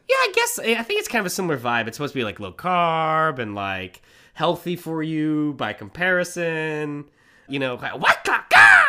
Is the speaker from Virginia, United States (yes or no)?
no; Manhattan Beach, California, United States; every mother that we grew up around in Manhattan Beach